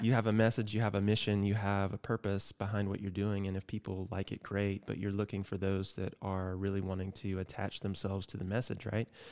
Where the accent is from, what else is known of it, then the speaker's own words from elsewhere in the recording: Georgia, United States; my home state, Georgia